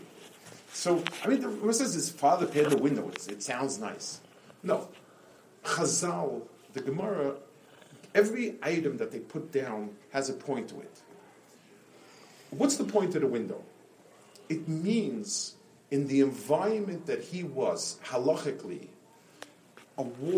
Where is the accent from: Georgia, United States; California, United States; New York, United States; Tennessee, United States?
New York, United States; New York City; When I grew up on Lower East Side